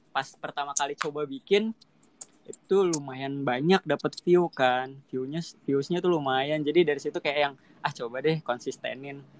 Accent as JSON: {"language": "Indonesian", "region": "Jakarta", "country": "Indonesia", "said": "aku asli Jakarta Utara guys"}